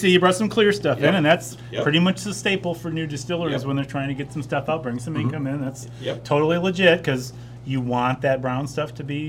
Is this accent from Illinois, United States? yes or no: yes; Illinois, United States; now in Iowa, United States; I'm originally from Illinois, so I spent some time down there.